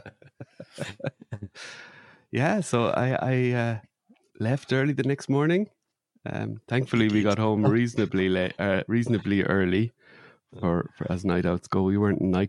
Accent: Ireland; where my mum lives and where I grew up in Ireland

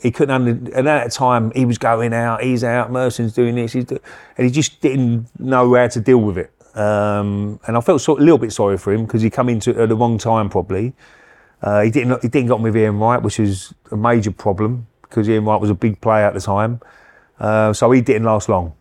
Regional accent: Romford, London, United Kingdom; I come from Romford

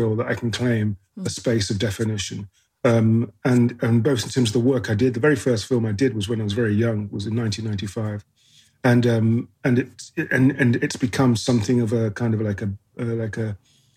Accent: Coventry, West Midlands, United Kingdom; I was born in the Midlands. I was born in Coventry, which is a small town in the UK

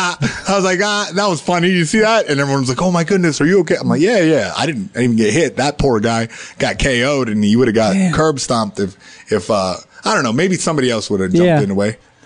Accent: North Carolina, United States; North Carolina.

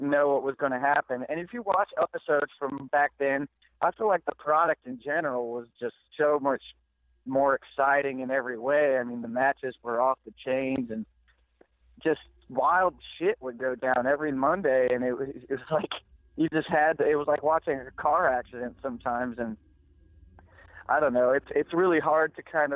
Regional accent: Richmond, Virginia, United States; growing up in Richmond, Virginia

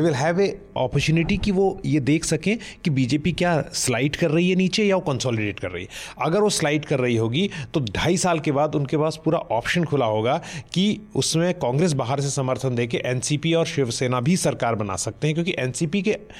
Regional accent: Uttarakhand, India; मैं खुद उत्तराखंड से आता हूँ

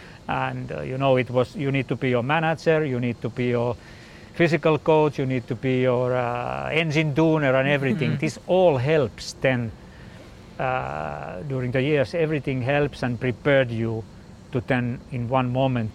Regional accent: Finland; I'm from Finland and we are basically quite calm

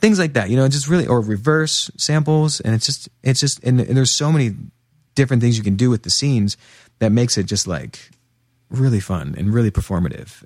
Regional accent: Pennsylvania, United States; also born or lived in New York; now in Portland, United States; He and I grew up together in Pennsylvania, just a couple hours west of here

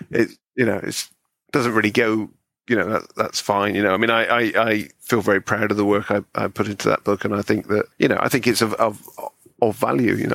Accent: Bristol, South West England, United Kingdom; moved away; growing up in Bristol

